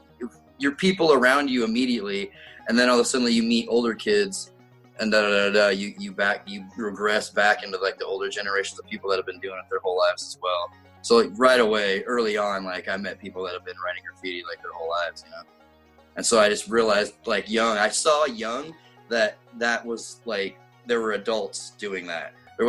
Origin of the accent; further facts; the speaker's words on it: California, United States; now in Ellensburg, United States; I'm originally from Southern California, like in between Bakersfield and Fresno in the San Joaquin Valley. I transplanted here the first time in 1988.